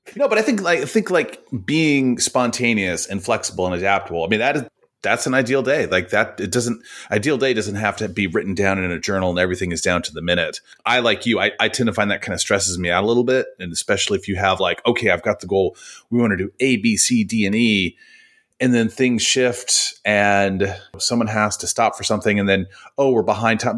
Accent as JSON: {"language": "English", "town": "Oakland", "region": "California", "country": "United States", "tie": "born or raised there", "said": "I grew up in Oakland, California."}